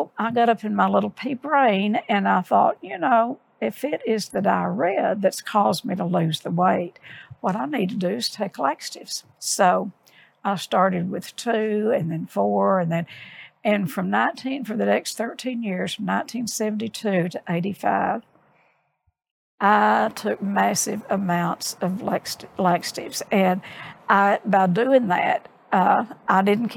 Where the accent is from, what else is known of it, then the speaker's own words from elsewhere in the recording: Odessa, Texas, United States; I grew up in Odessa